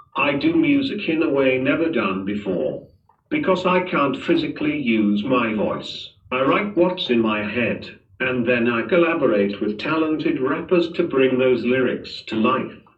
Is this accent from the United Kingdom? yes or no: yes; Manchester, North West England, United Kingdom; moved away as an adult; now in Dubai, United Arab Emirates; Born and bred in Manchester, but now, I've got my roots down in Dubai, been here for a solid three years